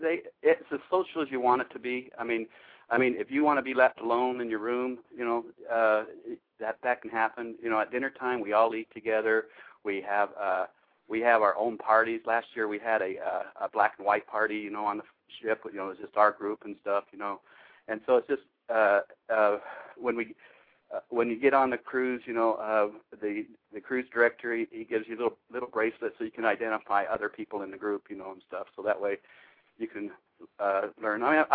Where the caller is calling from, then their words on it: Macon, Georgia, United States; I'm actually calling from Macon, Georgia. I guess another Georgia person.